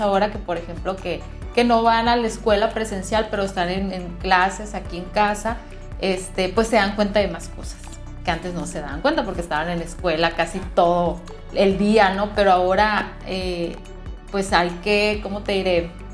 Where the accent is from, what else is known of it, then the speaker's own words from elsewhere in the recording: Caborca, Sonora, Mexico; soy de Caborca, Sonora